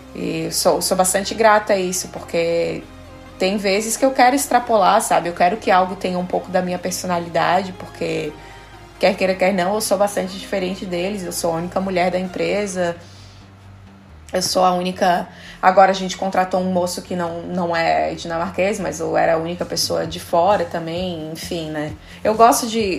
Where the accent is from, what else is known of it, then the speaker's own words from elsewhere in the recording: Brazil; moved away as an adult; also born or lived in Denmark; now in Copenhagen, Denmark; quando eu saí do Brasil